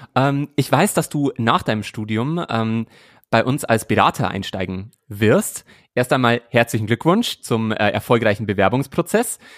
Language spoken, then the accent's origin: German; Bavaria, Germany; Bayern ist meine Heimat